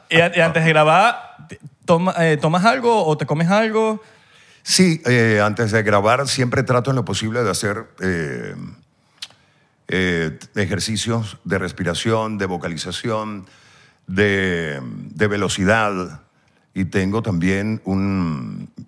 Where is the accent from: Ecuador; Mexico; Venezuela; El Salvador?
Venezuela; accent: Venezuelan; siempre trataba en lo posible de pronunciar las R's, las S's, porque como venezolanos nos tragamos las J's